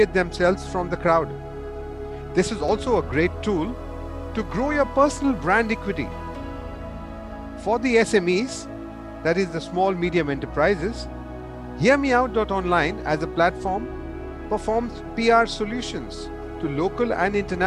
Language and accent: English; Mumbai, Maharashtra, India; moved away as an adult; also born or lived in Dubai, United Arab Emirates; now in Australia; I was born and I was brought up in Mumbai, in India.